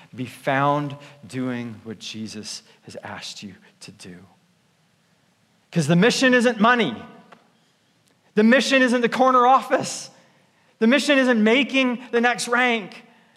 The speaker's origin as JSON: {"language": "English", "country": "Canada", "moved": "yes", "said": "I'm Canadian"}